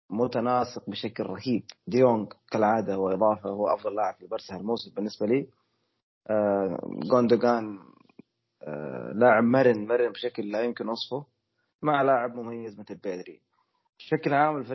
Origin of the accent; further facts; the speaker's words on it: Saudi Arabia; خلينا نبارك لنا احنا كسعوديين اولا وللقياده وللحكومه وللجميع فوزنا باستضافه اكسبو